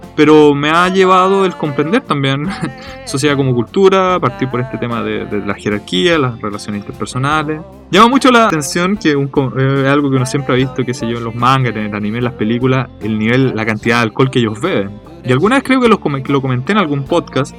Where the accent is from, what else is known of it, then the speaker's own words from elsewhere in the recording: Chile; now in Japan; como decimos en Chile